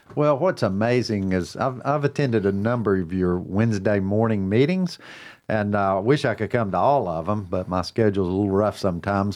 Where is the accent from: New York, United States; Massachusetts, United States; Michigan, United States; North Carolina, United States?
North Carolina, United States; Cornelius; mayor of my hometown